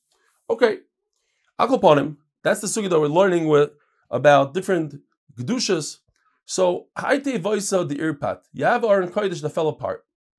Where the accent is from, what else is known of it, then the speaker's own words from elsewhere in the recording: Borough Park, New York, United States; I'm from Borough Park.